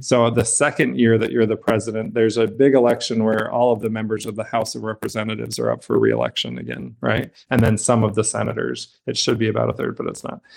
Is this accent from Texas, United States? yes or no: no; Brigham City, Utah, United States; I grew up in Utah in Brigham City's small town